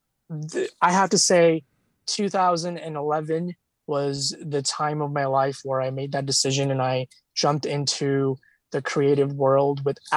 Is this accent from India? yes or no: yes; India; moved away; as a child, back in India, actually, since, you know, because I come from India